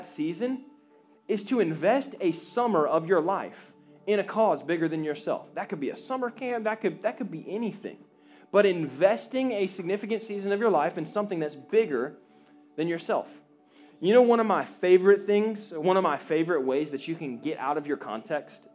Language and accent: English; Jacksonville, Florida, United States; My bubble was Jacksonville, Florida, North Jacksonville Baptist Church